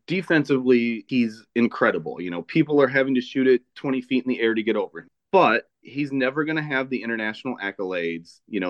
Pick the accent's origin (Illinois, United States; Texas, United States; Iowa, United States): Illinois, United States; 2 hours outside of Chicago; now in Chicago, United States; I grew up 2 hours outside of Chicago.